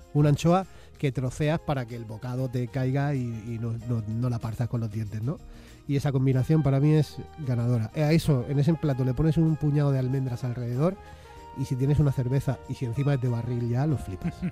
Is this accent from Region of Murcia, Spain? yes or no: yes; Molina de Segura, Region of Murcia, Spain; now in Madrid, Spain; Hace años ya que vivo aquí en Madrid y yo soy de Murcia en realidad